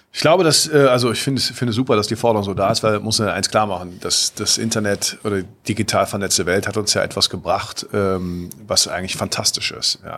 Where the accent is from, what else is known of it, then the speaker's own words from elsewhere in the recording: Cologne, North Rhine-Westphalia, Germany; wir waren hier als Kölner, wussten wir genau, hier gab es mehr oder weniger ein Monopol.